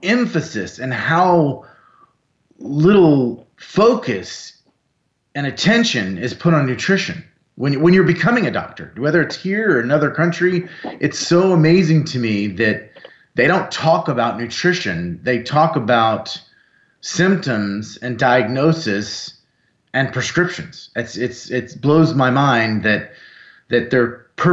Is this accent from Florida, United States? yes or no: yes; South Florida, United States; I grew up in South Florida